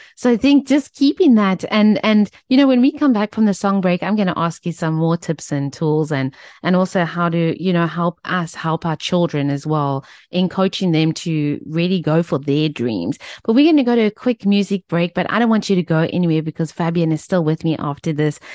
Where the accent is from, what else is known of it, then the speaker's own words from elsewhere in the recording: Cape Town, Western Cape, South Africa; growing up in Tableview, we were always at the Kalani Motorway.